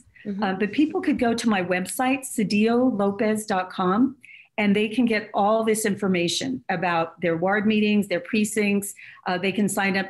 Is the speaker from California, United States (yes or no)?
no; New Mexico, United States; I was raised here in New Mexico in a small farming community.